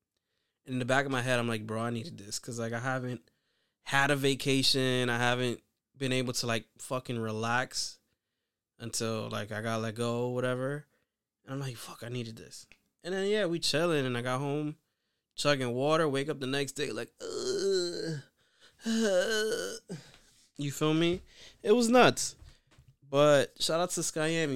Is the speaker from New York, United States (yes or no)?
yes; New York City, New York, United States; I'm from the Bronx